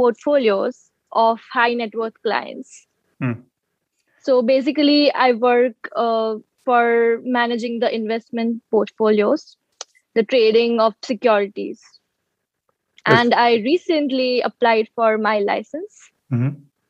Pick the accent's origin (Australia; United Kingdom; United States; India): India; Vadodara, Gujarat; moved away as an adult; also born or lived in Mumbai, India; now in Toronto, Canada; And then my childhood was in Vadodara. I grew up in Vadodara